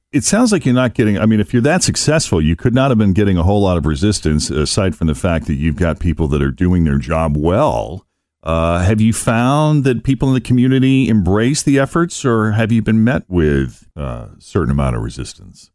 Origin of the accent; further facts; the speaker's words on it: Boston, Massachusetts, United States; moved away; I'm originally from the Boston area